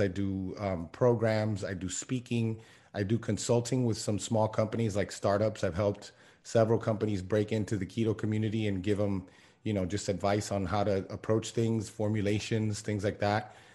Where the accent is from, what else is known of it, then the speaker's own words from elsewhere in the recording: Miami, Florida, United States; I grew up in Miami